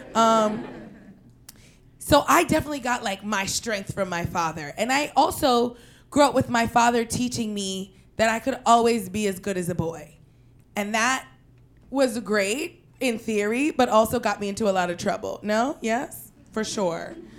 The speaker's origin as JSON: {"language": "English", "town": "New York City", "region": "New York", "country": "United States", "said": "we're from Queens"}